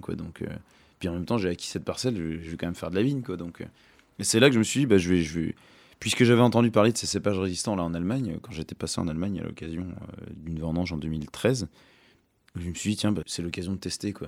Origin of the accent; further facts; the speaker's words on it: Jura, Bourgogne-Franche-Comté, France; je me sens quand même enraciné dans le Jura